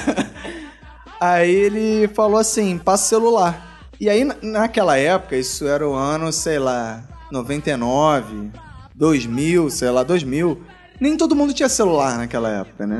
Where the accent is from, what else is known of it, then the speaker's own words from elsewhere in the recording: Rio de Janeiro, Brazil; eu sou do Rio e tô acostumado com o sotaque marginal do, dos marginais cariocas